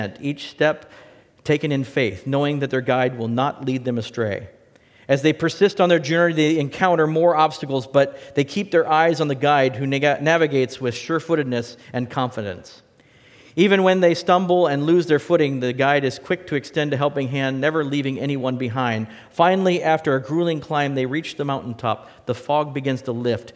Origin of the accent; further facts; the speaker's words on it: West Coast, United States; now in Wisconsin, United States; I'm from the West Coast